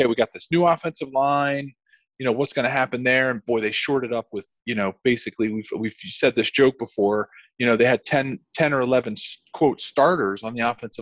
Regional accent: Philadelphia, Pennsylvania, United States; moved away; my hometown Philadelphia

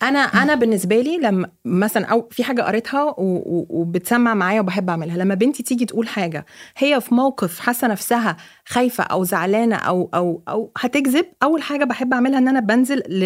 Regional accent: Egypt; moved away; also born or lived in Lebanon; انا كواحده مصريه اوكي انا عشت في لبنان 8 سنين

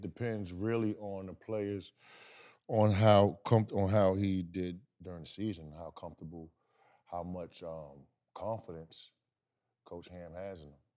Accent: New York, United States; I'm from New York

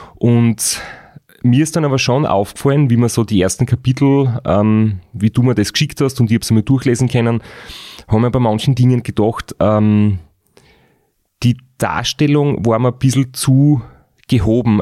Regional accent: Austria; bei uns in Österreich

